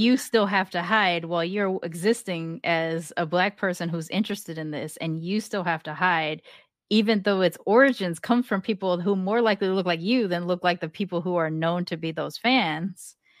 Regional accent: Long Beach, California, United States; I grew up in Long Beach.

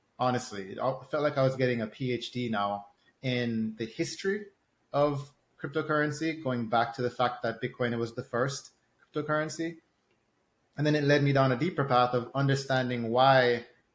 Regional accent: Jamaica; I'm from Jamaica

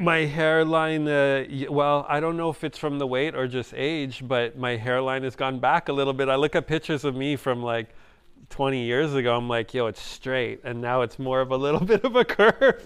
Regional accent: Montreal, Quebec, Canada; I didn't grow up in Jamaica. I grew up in Montreal

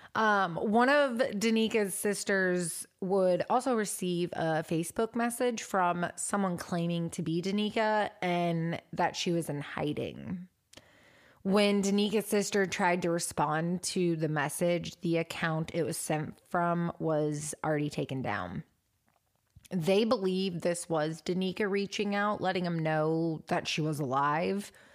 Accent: Washington, United States; from my home state

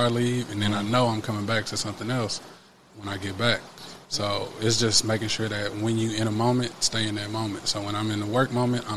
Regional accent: Kansas City, Missouri, United States; I'm this kid from Kansas City

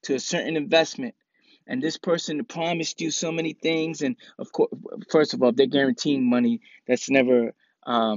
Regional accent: New York City, New York, United States; I'm from the Bronx, and when we grow up in the Bronx, people get punched in the face for lying and for fronting.

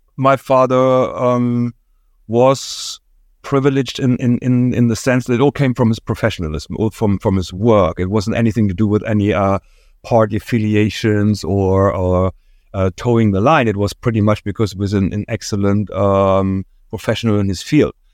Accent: near Dresden, Saxony, Germany; moved away as an adult; I was born in East Germany, uh, in the area around Dresden, and, uh, that was, um, late sixties, early seventies, my early childhood.

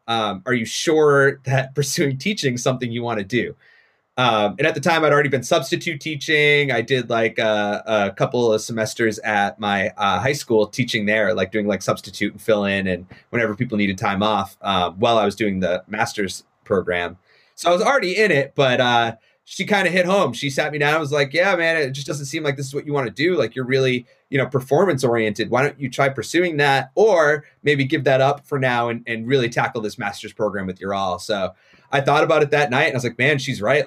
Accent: Haverhill, Massachusetts, United States; moved away; It's North Shore, so I, I, I grew up in Haverhill.

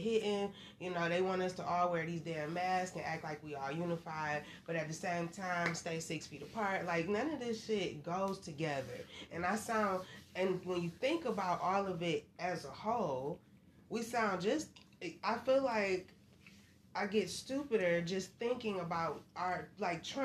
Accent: Michigan, United States; I am from Michigan, so we talk a little fast from what people say outside of Michigan

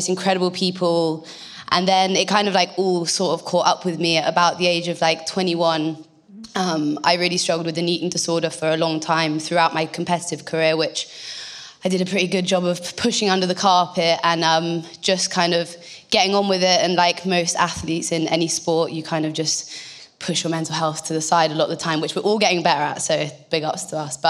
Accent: North Devon, South West England, United Kingdom; also born or lived in Bristol; I'm from North Devon. I was actually born in Bristol, and then my parents, we moved to North Devon when I was about six.

